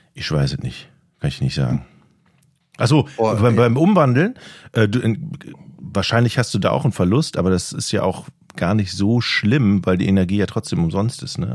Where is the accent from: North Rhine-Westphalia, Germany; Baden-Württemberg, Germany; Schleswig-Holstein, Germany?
Schleswig-Holstein, Germany; North Frisia